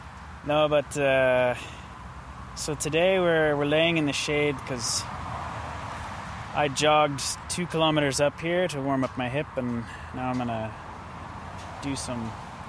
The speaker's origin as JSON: {"language": "English", "region": "Idaho", "country": "United States", "tie": "born or raised there", "moved": "as an adult", "lives_now": "Oslo, Norway", "said": "growing up in Idaho, it's no big surprise that, you know, I fit in pretty well in Norway because it's mostly mountains and forests and snow and potatoes. And that's pretty much what Idaho is."}